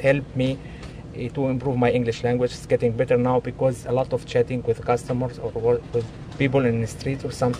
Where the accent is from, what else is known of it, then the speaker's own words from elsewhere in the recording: Palestine; English is a second language; moved away as an adult; now in San Francisco, United States; I'm from Palestine in the Middle East. I came here just like 5 months ago.